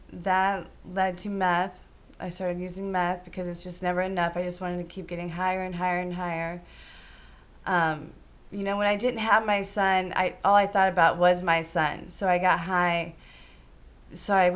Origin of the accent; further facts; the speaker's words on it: Green, Ohio, United States; I was born in Green, Ohio